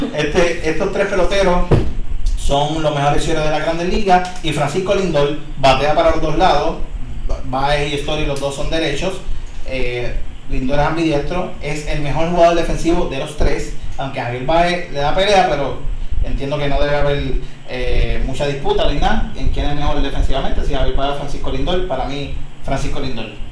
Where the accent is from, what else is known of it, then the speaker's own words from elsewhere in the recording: Puerto Rico; somos boricuas también